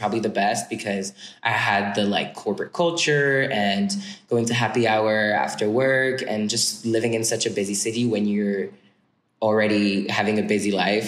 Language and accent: English; suburbs of Paris, Île-de-France, France; English is a second language; moved away as an adult; now in United States; I'm like from a small suburbs of Paris, like 20 minutes west of the city.